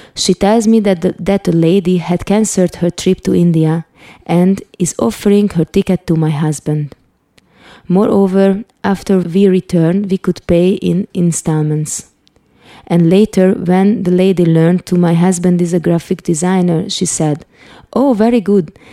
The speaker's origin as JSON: {"language": "English", "country": "Hungary", "tie": "born or raised there", "also_born_or_lived": "Budapest", "said": "I was born in Budapest, Hungary in 1976, the communist rule was on"}